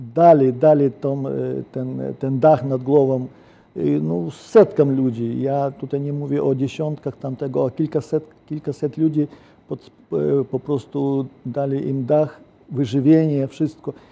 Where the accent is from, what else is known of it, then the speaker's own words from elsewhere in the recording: Ukraine; Polish is a second language; moved away as an adult; now in Bydgoszcz, Poland; Ja jestem obywatelem polskim, ale ja kocham Ukrainę i ja jestem Ukraińcem